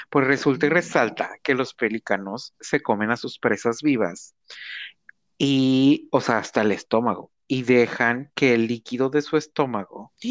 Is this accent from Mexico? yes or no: yes; Sinaloa, Mexico; Porque aquí ya somos este, sinaloenses.